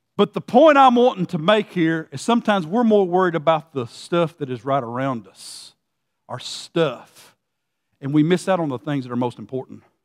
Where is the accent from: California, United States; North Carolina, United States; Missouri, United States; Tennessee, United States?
Tennessee, United States; Gordonsville; I grew up in Gordonsville, Tennessee